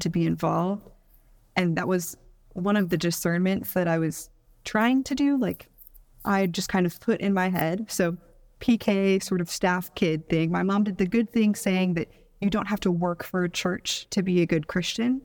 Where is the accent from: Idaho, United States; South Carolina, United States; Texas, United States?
Texas, United States; Houston; moved away as an adult; also born or lived in Bowling Green, Kentucky; now in Atlanta, United States; I grew up in Houston, Texas, but I was raised by Midwesterner, so I have some weird Midwestern qualities